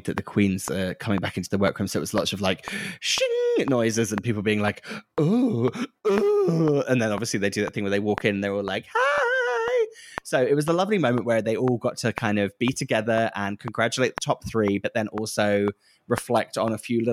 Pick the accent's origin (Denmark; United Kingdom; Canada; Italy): United Kingdom; being British, sometimes sincerity is quite hard to take and hard to listen to, especially on TV, because we're so kind of cynical and that's our whole kind of the way that we're brought up